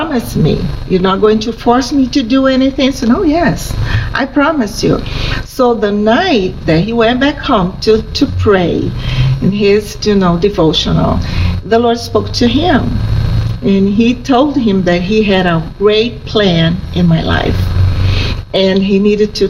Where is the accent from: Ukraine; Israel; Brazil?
Brazil; I was born in Brazil. I'm a native.